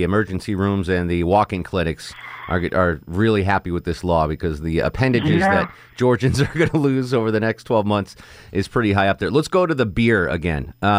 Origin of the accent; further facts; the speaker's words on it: Connecticut, United States; moved away; where I grew up in Connecticut, there was a state flower.